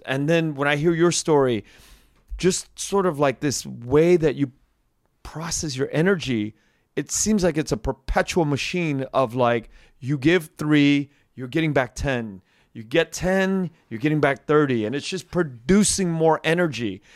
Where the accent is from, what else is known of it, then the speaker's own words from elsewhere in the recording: United States; for a guy like me pushing fifty, growing up in Uni-, United States